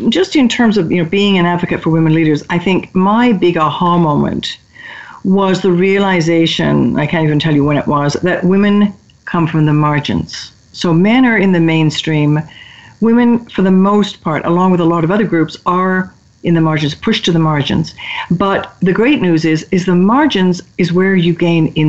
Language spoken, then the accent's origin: English; United Kingdom; moved away; I'm British by origin